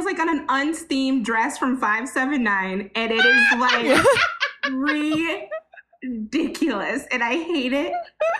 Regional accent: Michigan, United States; Michigan, I'm from Michigan

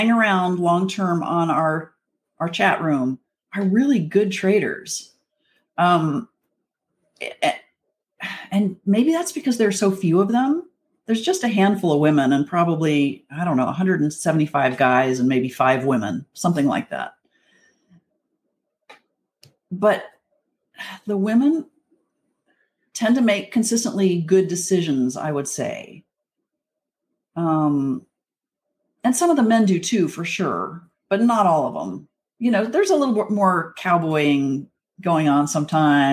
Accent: Wyoming, United States; moved away as an adult; also born or lived in Texas; I grew up in Wyoming and I had horses in the backyard

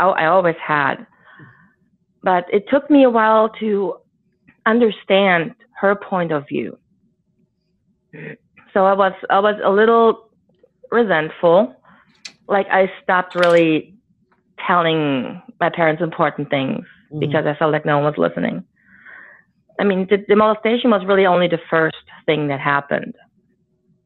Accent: Germany; we grew up in Germany, a defeated country.

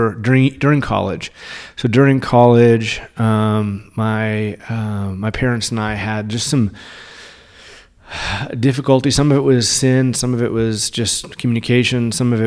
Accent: Spain; born there; And I was born in Spain. My dad was working at a Navy base over there. And we moved around a lot.

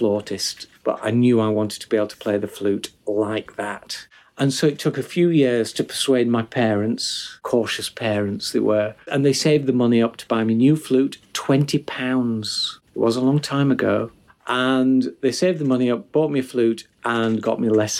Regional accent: Huddersfield, Yorkshire and the Humber, United Kingdom; my hometown of Huddersfield, where I still live

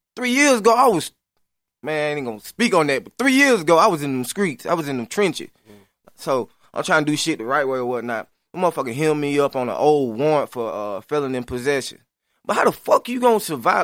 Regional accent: Lafayette, Alabama, United States; moved away; I'm from LaFelda, Alabama. A little small little city

